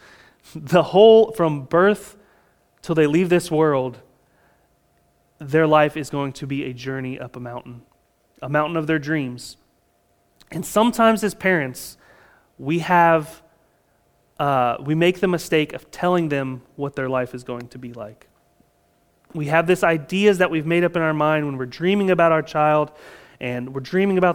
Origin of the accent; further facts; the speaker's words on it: Florida, United States; again, we're from Florida, and so it might be raining in your front yard and not in your backyard.